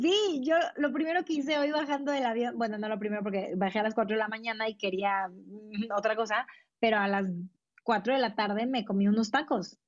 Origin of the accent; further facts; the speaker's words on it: Mexico; yo soy orgullosamente mexicana